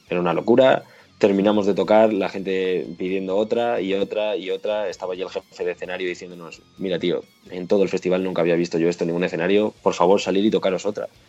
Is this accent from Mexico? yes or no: no; Móstoles, Community of Madrid, Spain; somos de Móstoles, ¿vale? La gran mayoría de nosotros